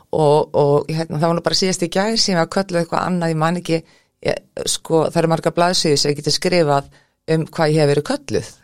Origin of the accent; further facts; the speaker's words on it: Keflavík, Southern Peninsula, Iceland; ólst upp í Keflavík í gettóinu